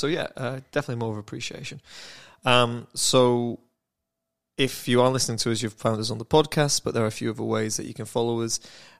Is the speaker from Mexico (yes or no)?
no; United Kingdom; And I'm British.